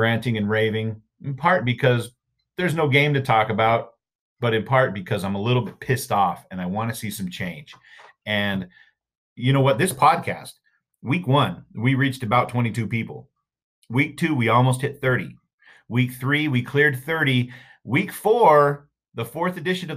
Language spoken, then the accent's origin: English; Salt Lake City, Utah, United States; Growing up in Salt Lake, you know, you had stuff like, you know, there's Emo's Grave